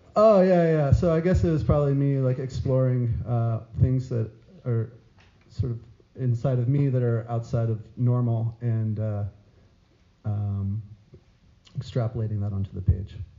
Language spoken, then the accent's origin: English; New Mexico, United States; moved away as an adult; also born or lived in San Diego; now in New York, United States; I'm from New Mexico. I lived in New Mexico for a long time